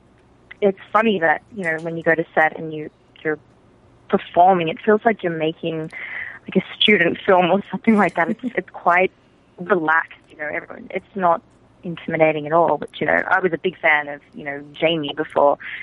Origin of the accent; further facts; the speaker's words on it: Australia; moved away as an adult; I'm from Australia. I'm Australian. And I came over to LA for pilot season